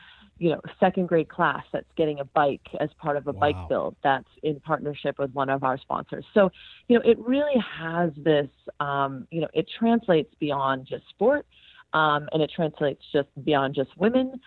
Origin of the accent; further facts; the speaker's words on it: California, United States; now in Colorado, United States; I'm from California